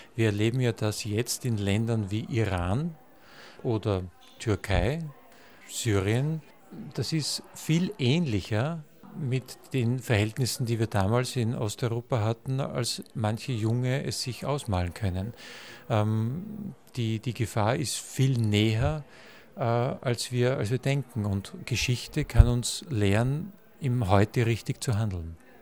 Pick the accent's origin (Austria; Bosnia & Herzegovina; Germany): Austria; Gmünd, Lower Austria; Ich bin 1970 in Gmünd geboren, direkt an der österreichisch-tschechischen Grenze und erlebte die, die Zeit als Kind hautnah